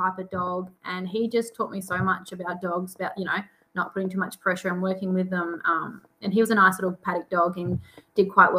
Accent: Hexham, Victoria, Australia; I am from Hexham, Victoria

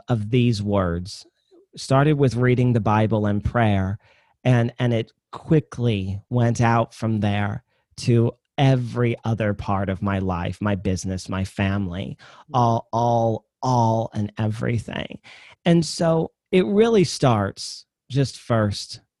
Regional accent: Midwest, United States; I'm from the Midwest. I kind of talk slow

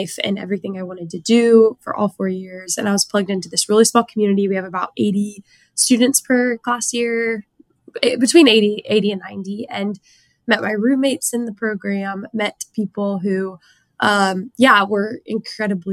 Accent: small town south of San Antonio, Texas, United States; I grew up in a really small town, south of San Antonio, like classic small town Texas, born and raised, have been in Texas my whole life

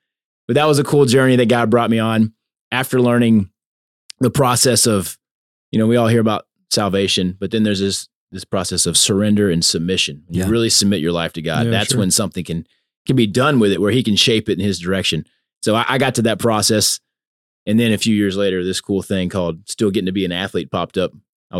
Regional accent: Louisiana, United States; So I'm Cajun, man. I got that Cajun.

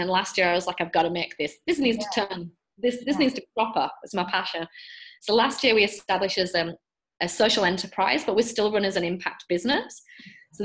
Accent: England, United Kingdom; now in Australia; I'm English

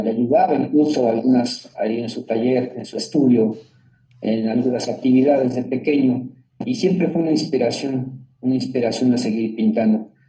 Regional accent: Mexico

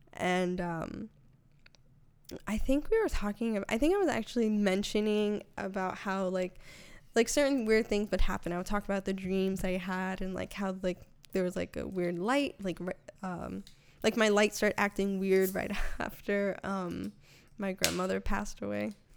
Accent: Connecticut, United States; moved away; also born or lived in New York; I'm originally from Connecticut

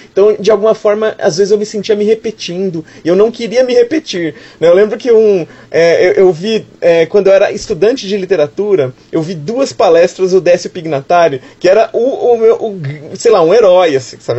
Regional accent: Campinas, São Paulo, Brazil; now in São Paulo, Brazil; Eu falo de São Paulo, nasci em Campinas, mas moro em São Paulo

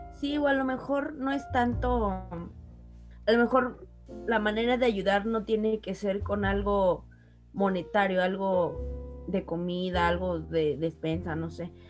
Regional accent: Mexico; como mexicanos

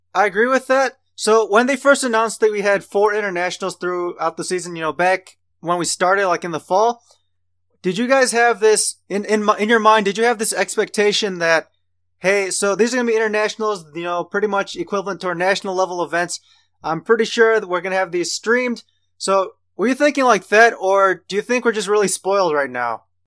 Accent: United States; we're all from Amer-, from America

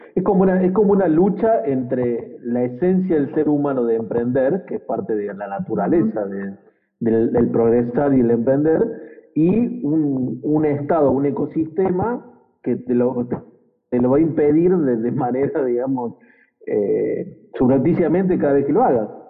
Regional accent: Córdoba, Argentina; somos cordobeses

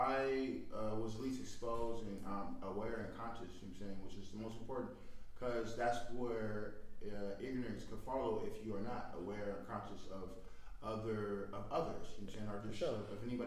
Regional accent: the Bay Area, California, United States; we grew up in the Bay

